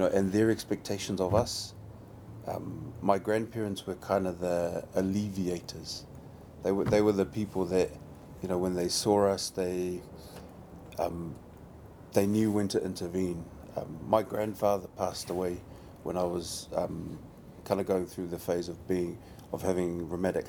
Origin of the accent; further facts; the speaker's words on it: New Zealand; growing up in New Zealand, the brown body was often seen as that of violence